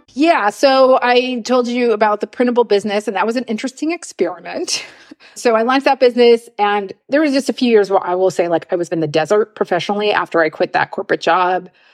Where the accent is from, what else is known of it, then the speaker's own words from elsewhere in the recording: Los Angeles, California, United States; moved away as an adult; also born or lived in Oakland, United States; now in Munich, Germany; I grew up in Los Angeles